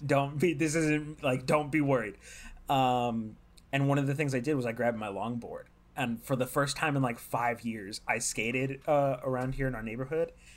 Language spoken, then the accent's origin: English; California, United States; I'm from California